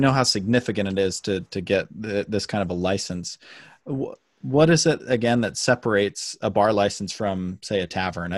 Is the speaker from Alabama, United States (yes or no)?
no; South Jordan, Utah, United States; moved away as an adult; now in Logan, United States; I'm originally from South Jordan and came here for school